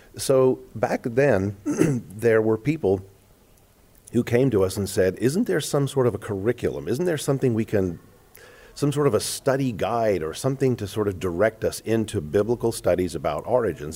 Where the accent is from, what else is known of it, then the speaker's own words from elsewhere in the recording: South Africa; moved away; growing up in South Africa